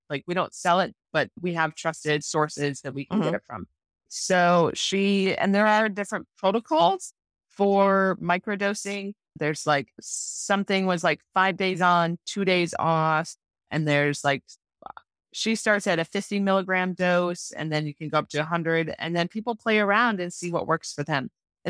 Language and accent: English; Wisconsin, United States; I grew up in northern Wisconsin.